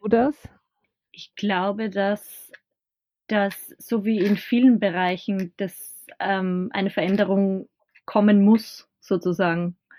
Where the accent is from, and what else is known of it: Bad Hall, Upper Austria, Austria; born or raised there